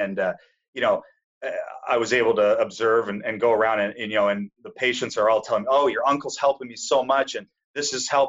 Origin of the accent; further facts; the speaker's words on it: Saskatchewan, Canada; moved away; also born or lived in Eastern Canada; I grew up in Saskatchewan. So, used to be neighbors to you until I moved out east.